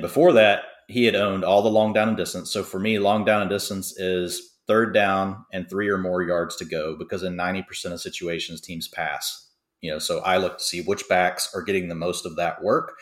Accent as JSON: {"language": "English", "town": "Dallas", "region": "Texas", "country": "United States", "said": "I'm from Dallas"}